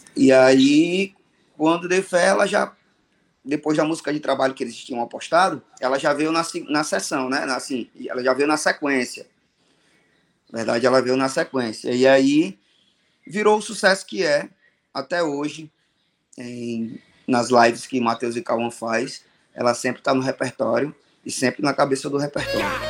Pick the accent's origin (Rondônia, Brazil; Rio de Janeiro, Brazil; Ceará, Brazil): Ceará, Brazil; Fortaleza; tenho 40 anos, sou natural de Fortaleza